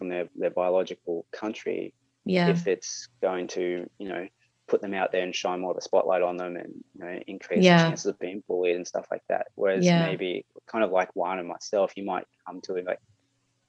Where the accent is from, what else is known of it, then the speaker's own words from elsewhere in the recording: Gold Coast, Queensland, Australia; also born or lived in Brazil; growing up on the Gold Coast